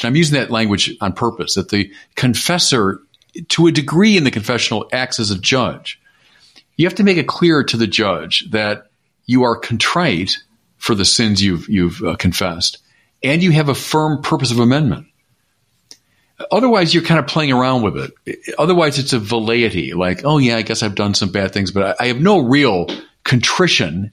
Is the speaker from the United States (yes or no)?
yes; United States; I'm also going to speak as an American